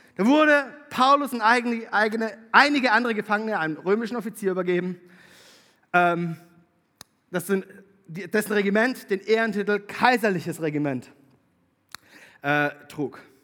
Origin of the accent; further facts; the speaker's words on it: Konstanz district, Baden-Württemberg, Germany; moved away; Ich bin Konstanzer. Tatsächlich. Ich bin geboren in Konstanz. Ähm, aufgewachsen im Landkreis Konstanz.